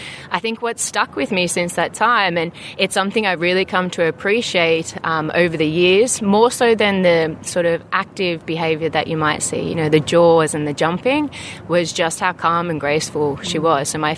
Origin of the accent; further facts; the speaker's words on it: Sydney, New South Wales, Australia; moved away as an adult; now in South Africa; I was born and raised in Sydney